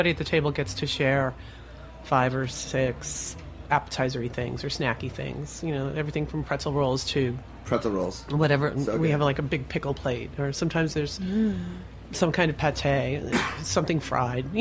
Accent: Pennsylvania, United States; moved away as an adult; also born or lived in Baltimore / Washington, D.C.; now in New York, United States

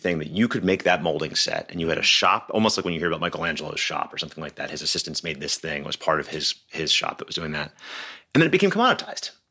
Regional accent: Philadelphia, Pennsylvania, United States; I'm from Philadelphia

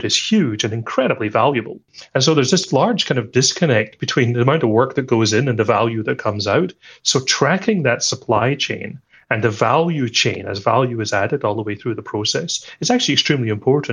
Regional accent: Scotland, United Kingdom; I'm Scottish.

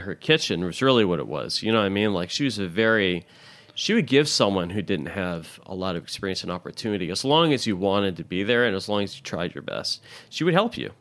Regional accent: Louisville, Kentucky, United States; also born or lived in Milwaukee, Wisconsin / Indiana; now in New York City, United States; growing up for the better part of my life in Louisville

